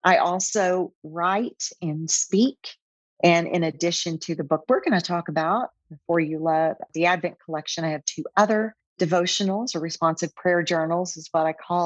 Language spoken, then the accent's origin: English; Oklahoma, United States; moved away as an adult; also born or lived in Texas; now in Austin, United States; I'm originally from Oklahoma, but came down to Texas to work in marketing.